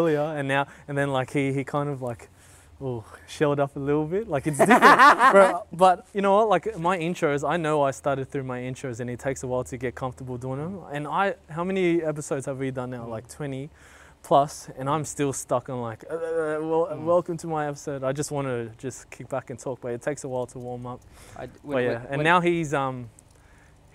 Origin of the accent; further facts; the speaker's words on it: Blacktown, New South Wales, Australia; when we were young, growing up in Blacktown